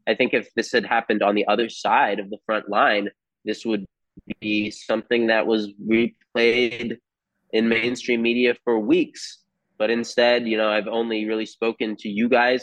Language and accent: English; United States; as an American here